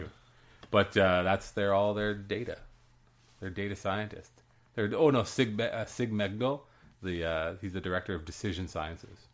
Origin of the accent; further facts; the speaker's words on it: Canada; as a Canadian